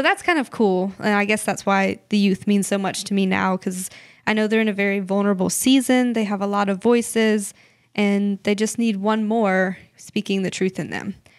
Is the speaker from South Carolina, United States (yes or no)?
yes; Clinton, South Carolina, United States; also born or lived in Haiti; we are from Clinton, South Carolina, um, which is a small thirty minute drive.